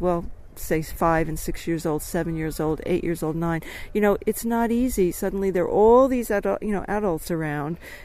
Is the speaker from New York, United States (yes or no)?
yes; Dobbs Ferry, New York, United States; I grew up outside of New York in this beautiful place called Dobbs Ferry